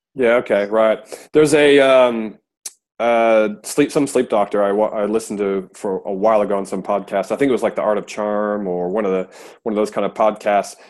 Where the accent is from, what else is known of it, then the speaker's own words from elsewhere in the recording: United States; now in Australia; me being American, but I live in Australia now